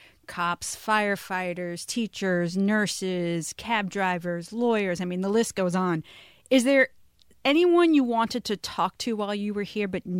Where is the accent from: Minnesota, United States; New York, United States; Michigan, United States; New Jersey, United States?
New York, United States; New York City; As someone born and raised in New York City